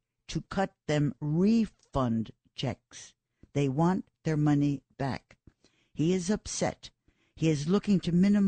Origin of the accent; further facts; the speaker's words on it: New York, United States; I live in New York. I was born in New York